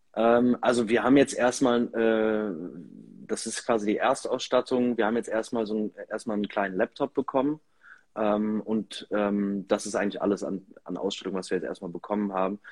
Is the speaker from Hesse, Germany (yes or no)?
no; Erpel, Rhineland-Palatinate, Germany; hier in meinem Heimatort in Erpel im Gemeinderat